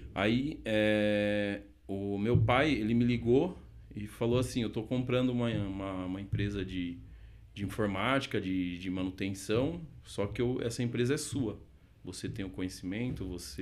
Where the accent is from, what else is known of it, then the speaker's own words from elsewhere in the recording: Sorocaba, São Paulo, Brazil; also born or lived in Santo André; sou nascido em Sorocaba, é, cidade de São Paulo